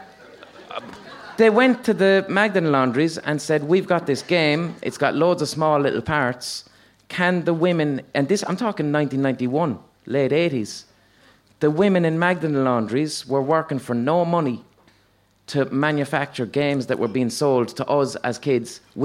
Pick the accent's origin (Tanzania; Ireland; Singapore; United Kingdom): Ireland; Limerick, Munster; I'm from Limerick